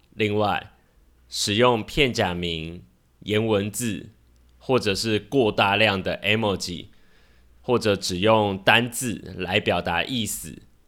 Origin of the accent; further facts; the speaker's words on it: Taiwan; 身为台湾人的我